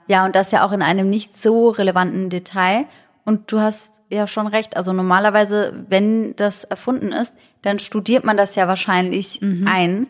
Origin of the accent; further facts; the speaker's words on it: Germany; bei uns in Deutschland